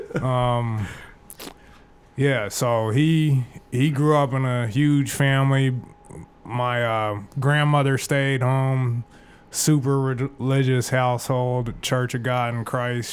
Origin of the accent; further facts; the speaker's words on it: Phoenix, Arizona, United States; also born or lived in Tempe, Arizona; I grew up in West Phoenix and South Phoenix